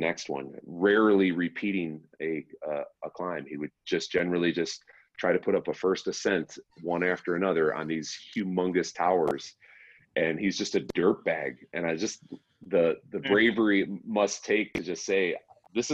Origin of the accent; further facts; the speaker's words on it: Chicago, Illinois, United States; now in Colorado, United States; I'm from Chicago